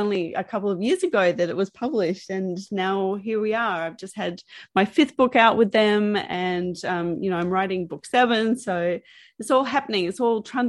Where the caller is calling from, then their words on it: Melbourne, Victoria, Australia; I'm calling from Melbourne, Australia.